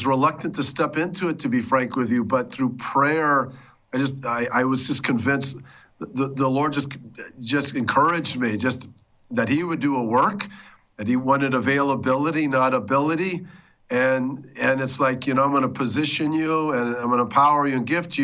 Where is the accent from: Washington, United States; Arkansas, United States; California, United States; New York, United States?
California, United States; Southern; I grew up in Southern California